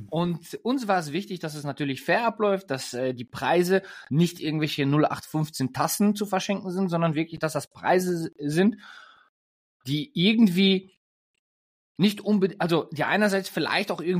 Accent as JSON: {"language": "German", "country": "Germany", "said": "als Deutscher, ich bin ja, ähm, wie man schon in den, oder wenn, wenn ihr uns zugehört habt oder wenn ihr uns schon länger verfolgt, ähm, bin ich des Öfteren mal, ähm, als ich noch in Deutschland gewohnt habe, in Österreich ähm, zum Skifahren unterwegs gewesen."}